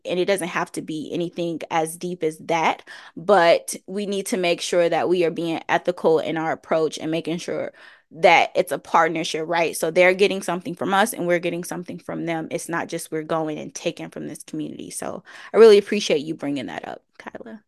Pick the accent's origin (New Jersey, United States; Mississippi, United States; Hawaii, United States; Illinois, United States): Illinois, United States; Chicago; I was, uh, born and raised on the South Side of Chicago